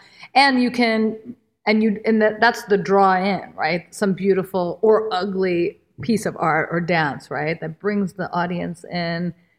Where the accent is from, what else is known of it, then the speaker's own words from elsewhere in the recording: India; And I'm like, well, I'm Indian. My work pulls from classical Indian dance, but am I less Indian or relevant to you as the agent, the gatekeeper?